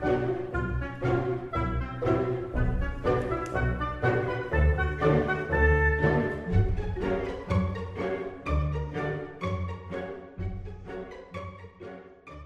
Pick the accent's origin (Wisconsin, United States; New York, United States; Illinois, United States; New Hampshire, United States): New Hampshire, United States; Exeter; my hometown of Exeter, New Hampshire